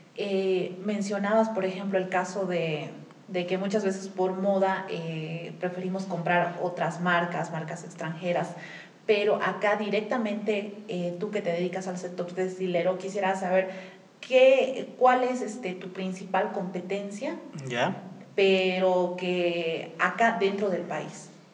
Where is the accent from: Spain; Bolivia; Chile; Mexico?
Bolivia; recién como bolivianos estamos empezando a valorar